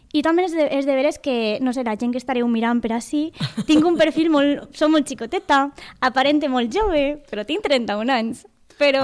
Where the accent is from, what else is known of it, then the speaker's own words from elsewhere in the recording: Valencian Community, Spain; sóc Valenca de tota la vida